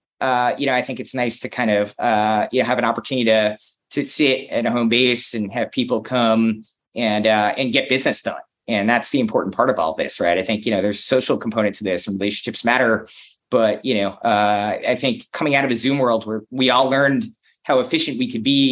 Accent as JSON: {"language": "English", "country": "United States", "said": "I'm an American who's in Cologne"}